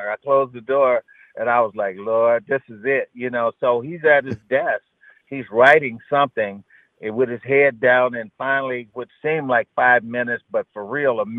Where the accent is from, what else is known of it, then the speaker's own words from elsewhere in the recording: Barberton, Ohio, United States; We're both from Barberton. We're gonna show him how to play football up here in Michigan.